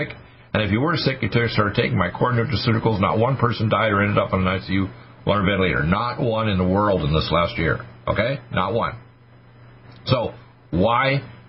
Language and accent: English; United States; We're Americans